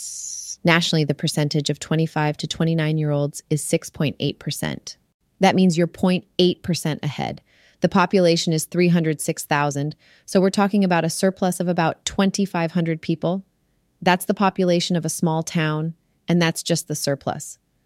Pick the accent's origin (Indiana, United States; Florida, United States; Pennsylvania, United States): Pennsylvania, United States; Monroeville; now in Silicon Valley, United States; I understand Pittsburgh pretty well because I grew up here in Monroeville. And I understand Silicon Valley pretty well because that's where I live now.